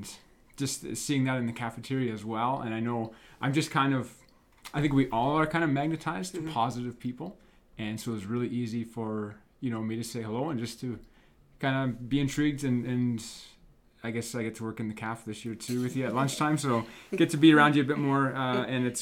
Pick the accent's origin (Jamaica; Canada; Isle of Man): Canada; Moose Jaw, Saskatchewan; I grew up in Moose Jaw